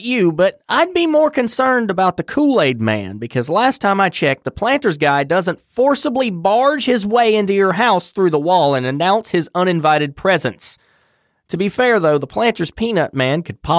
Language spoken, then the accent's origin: English; North Carolina, United States; my home state of North Carolina.